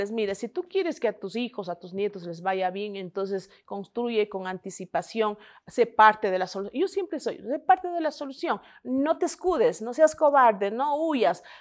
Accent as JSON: {"language": "Spanish", "country": "Ecuador", "said": "muchas cosas que se han planteado y creo que como ecuatorianos..."}